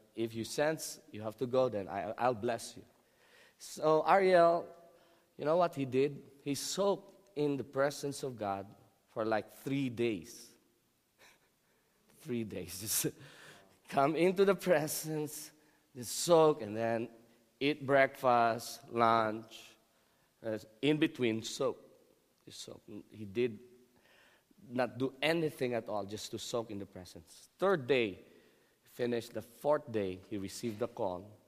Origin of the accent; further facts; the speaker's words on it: Philippines; I'm Filipino.